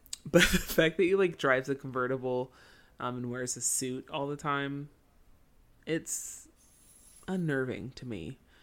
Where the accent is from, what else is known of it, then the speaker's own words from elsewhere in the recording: United States; as an American kid